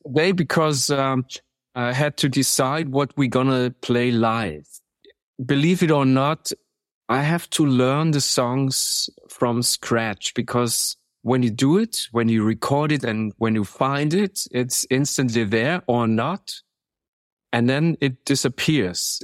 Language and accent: English; Munich, Bavaria, Germany; I'm from Munich